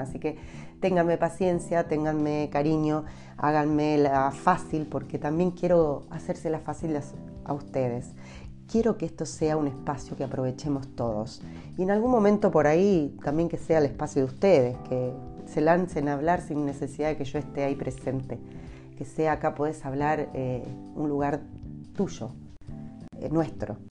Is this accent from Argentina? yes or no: yes; Argentina; moved away as an adult; now in Temuco, Chile; uno como argentina